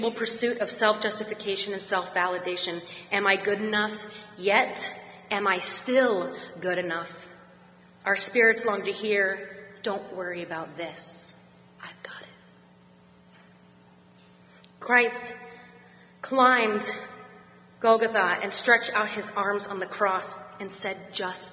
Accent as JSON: {"language": "English", "town": "Pittsburgh", "region": "Pennsylvania", "country": "United States", "said": "I'm from Pittsburgh"}